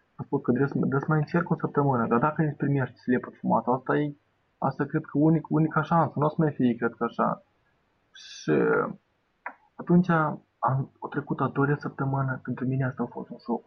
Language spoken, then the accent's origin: Romanian; Bender, Transnistria, Moldova; m-am dus la Bender, în orașul meu natal